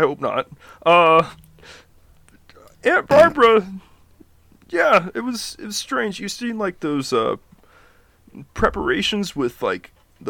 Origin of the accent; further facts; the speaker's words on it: Fiji; also born or lived in Fresno, United States; But we also lived in Fresno. I was born in Fresno. Moved back to Fiji.